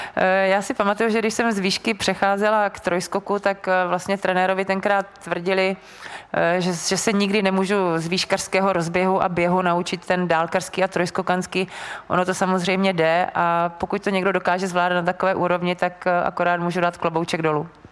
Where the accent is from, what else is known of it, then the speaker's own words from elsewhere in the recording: Brno, South Moravian Region, Czechia; jsem vlastně z Brna